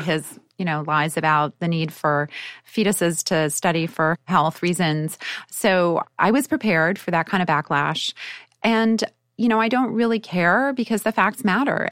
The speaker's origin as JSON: {"language": "English", "town": "Winnipeg", "region": "Manitoba", "country": "Canada", "tie": "born or raised there", "said": "I grew up in Canada in Winnipeg"}